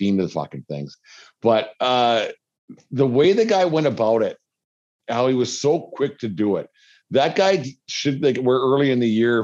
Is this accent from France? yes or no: no; Canada; I'm from Canada